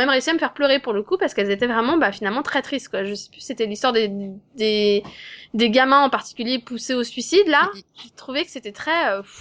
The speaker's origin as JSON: {"language": "French", "country": "France", "said": "j'appelle au secours en français parce que je suis française quoi."}